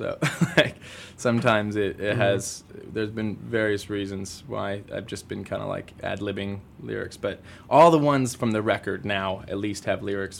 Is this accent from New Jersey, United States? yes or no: yes; New Jersey, United States; also born or lived in Germany; now in Chicago, United States; I was born in Germany, but grew up in, like, New Jersey, so not quite as romantic as that sounds.